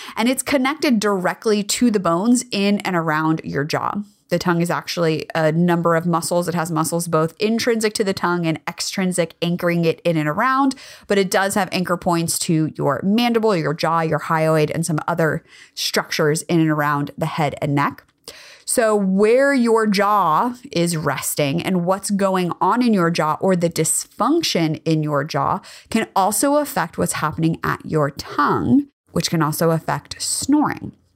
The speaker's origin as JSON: {"language": "English", "region": "California", "country": "United States", "tie": "born or raised there", "said": "I grew up in California."}